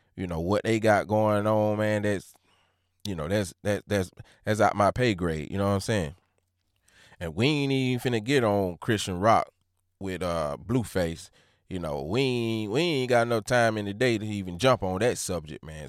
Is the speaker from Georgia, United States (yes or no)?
yes; Georgia, United States; I'm from Georgia